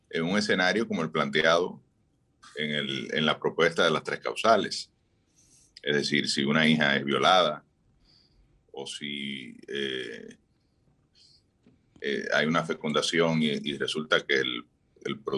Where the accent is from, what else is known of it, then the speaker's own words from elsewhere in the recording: Barahona, Dominican Republic; pues hoy desde la Perla del Sur de Barahona